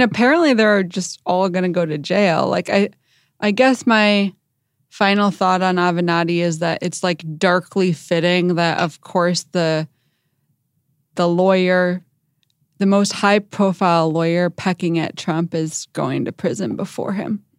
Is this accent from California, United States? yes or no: no; Chicago, Illinois, United States; I'm from Chicago